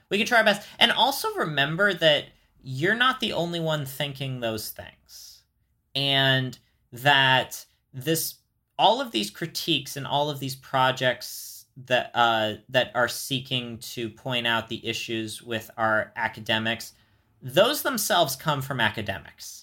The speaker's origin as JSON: {"language": "English", "country": "United States", "said": "I am American"}